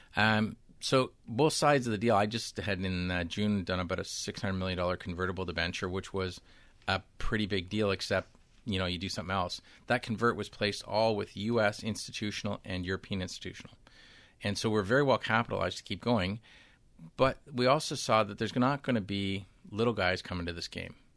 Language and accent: English; Canada; I'm from Canada